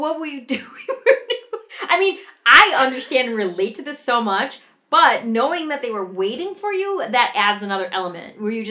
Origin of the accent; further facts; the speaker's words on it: Wisconsin, United States; moved away as an adult; also born or lived in Naperville, Illinois; Where I grew up in Wisconsin